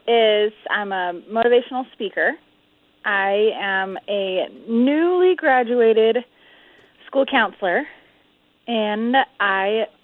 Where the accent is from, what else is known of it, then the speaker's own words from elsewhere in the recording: California, United States; born there; now in Utah, United States; Yes, sir. Yep, I was born in California.